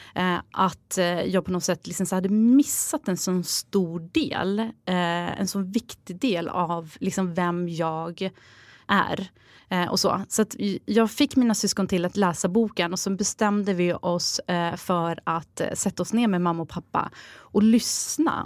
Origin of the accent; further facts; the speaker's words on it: Sweden; jag är född här i Sverige